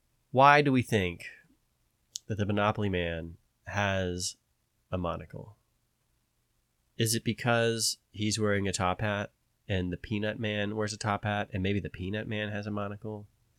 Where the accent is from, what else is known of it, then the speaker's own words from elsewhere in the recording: the South, United States; I'm from the South, so our teachers often have a Southern accent.